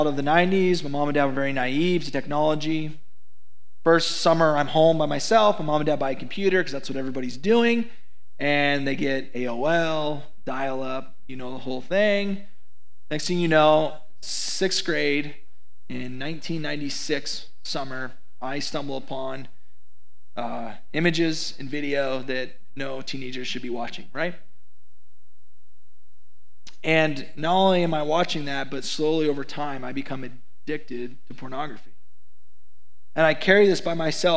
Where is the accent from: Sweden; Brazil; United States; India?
United States; Idaho; I'm from Idaho.